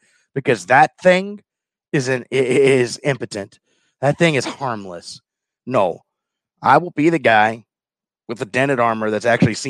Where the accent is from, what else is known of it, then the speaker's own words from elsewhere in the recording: the South, United States; accent: Southern; but my Southern accent was really thick.